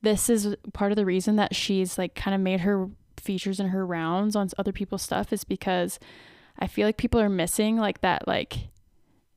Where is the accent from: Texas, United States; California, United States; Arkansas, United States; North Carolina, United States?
North Carolina, United States; I'm from the South. I'm from North Carolina